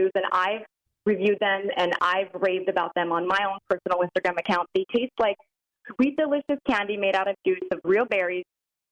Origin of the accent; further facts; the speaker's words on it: Canada; I'm Canadian